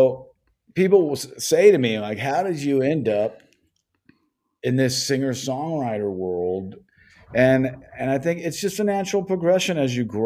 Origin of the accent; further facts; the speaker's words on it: Los Angeles, California, United States; I was born and raised in Los Angeles